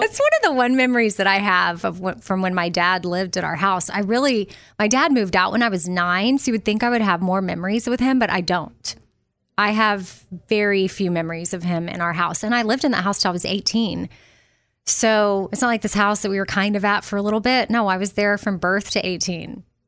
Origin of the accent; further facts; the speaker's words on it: Austin, Texas, United States; moved away; I'm a Texas girl, and I always will be at heart, but New York was just this, wow, this, I mean, I was from Austin